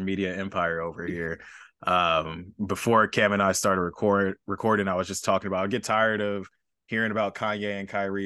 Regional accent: Los Angeles, California, United States; me being from L

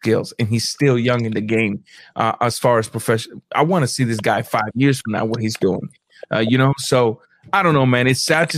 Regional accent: Guantánamo, Cuba; moved away; my hometown

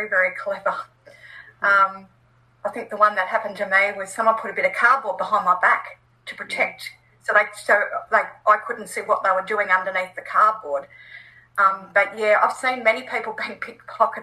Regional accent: Australia; as an Australian

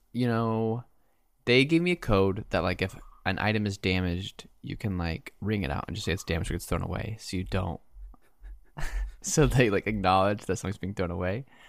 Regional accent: Japan; moved away; I grew up in Japan

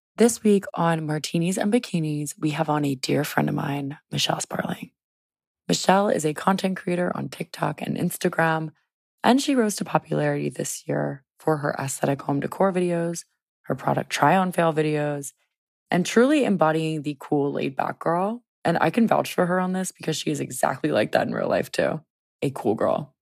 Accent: Louisiana, United States; now in Washington, D.C., United States; coming from a small town, Louisiana, or just deep South

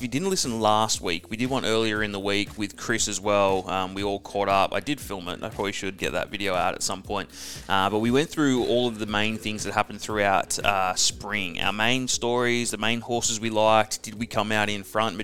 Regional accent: Perth, Western Australia, Australia; moved away; it's my hometown. I do love Perth

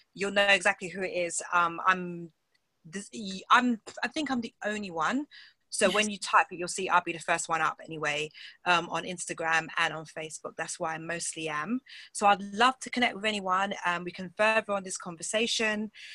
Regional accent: England, United Kingdom; accent: British; I'm from England

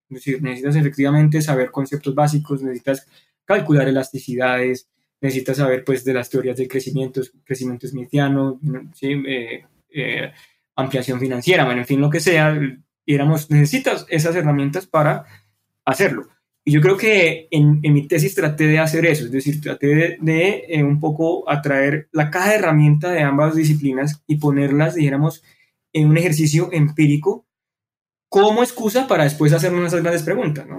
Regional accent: Colombia; nacimos en Colombia

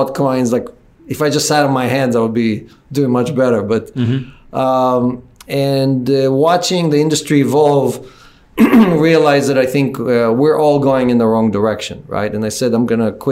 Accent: Israel; also born or lived in Ukraine; now in United States; I was born in the Ukraine. I grew up in Israel. I was lucky to come to the United States

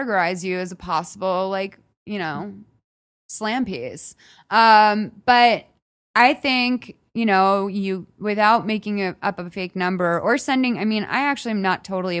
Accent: Midwest, United States; now in Los Angeles, United States; I'm from the Midwest.

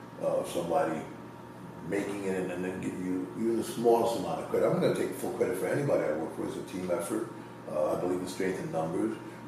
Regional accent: New York, United States; also born or lived in Puerto Rico; I came to New York when I was 3.

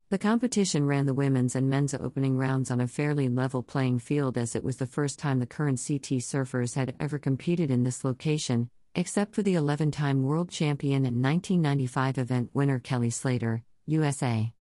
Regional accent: Costa Rica; Growing up in Costa Rica, and spending time in Hawaii and Fiji, I feel like this place is a combination of all of those places.

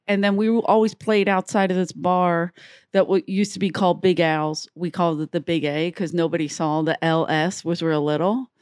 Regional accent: United States; I grew up in America

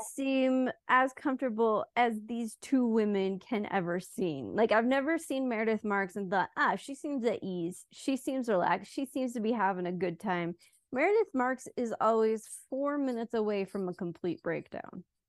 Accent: United Kingdom; moved away; also born or lived in Switzerland; I made being British, like, my whole thing

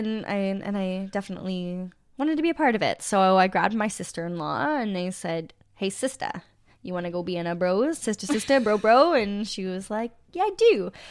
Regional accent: Sudbury, Ontario, Canada; I'm from Sudbury

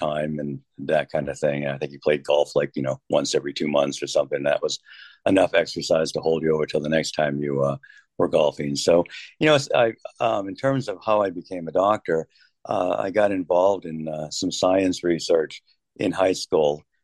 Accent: Kansas City, United States; moved away as an adult; also born or lived in Rochester, New York; I'm from Kansas City

